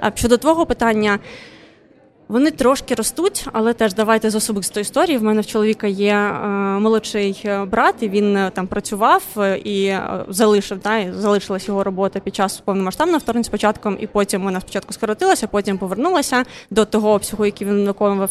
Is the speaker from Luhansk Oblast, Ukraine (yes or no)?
no; Odesa, Odesa Oblast, Ukraine; first language Russian; Ukrainian is a second language; Я сама з Одеси